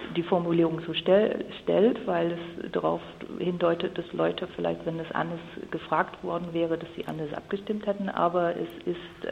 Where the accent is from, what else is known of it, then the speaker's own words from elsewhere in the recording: Ireland; also born or lived in Mecklenburg-Vorpommern; now in Germany; also ich komme ursprünglich aus Irland. Meine ganze Familie ist ir irisch und wohnt auch in einer schönen ländlichen Gegend von Irland